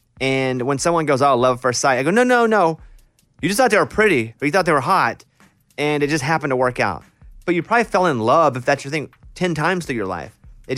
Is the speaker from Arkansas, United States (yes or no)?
yes; Arkansas, United States; I mean, I grew up in Arkansas. She grew up in Oklahoma.